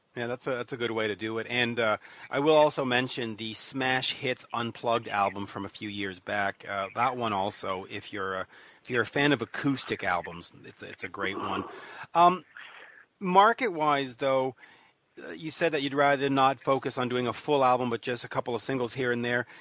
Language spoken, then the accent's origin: English; Canada; accent: Canadian; my Canadian accent